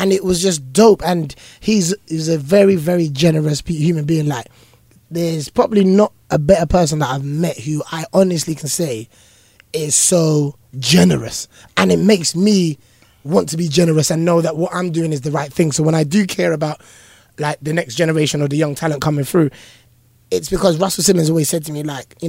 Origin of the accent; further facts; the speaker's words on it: London, United Kingdom; I'm this boy from East London, Hackney, who used to watch this show.